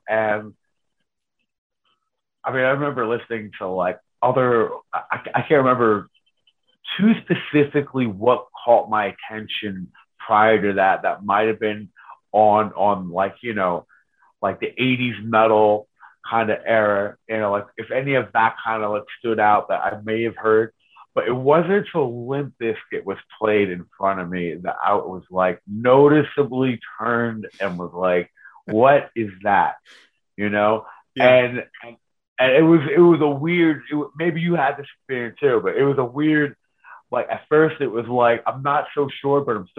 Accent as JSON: {"language": "English", "town": "Reading", "region": "Pennsylvania", "country": "United States", "tie": "born or raised there", "said": "all the kids on the block that I grew up on in Reading, on Cotton Street, they all listened to their different things."}